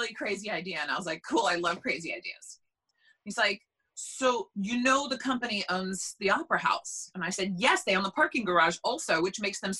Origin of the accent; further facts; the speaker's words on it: Long Island, New York, United States; now in New Jersey, United States; I'm from Long Island